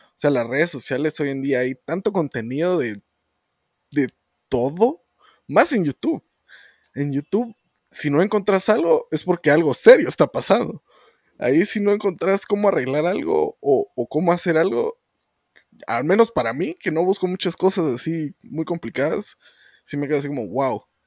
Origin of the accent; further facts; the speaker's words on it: Guatemala; Mucha, muchas de nuestra gente, nuestro pueblo, mm. tiene ciertas actitudes que toda Guatemala tiene